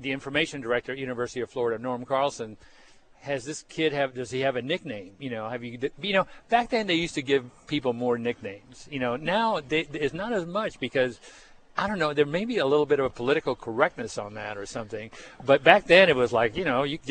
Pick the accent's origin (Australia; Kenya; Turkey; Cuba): Cuba; now in United States; growing up in Cuba